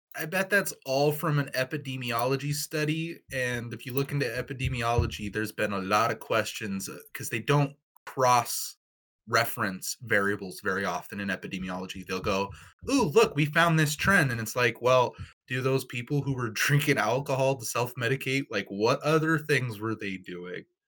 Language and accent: English; Pacific Northwest, United States; we're all from the Pacific Northwest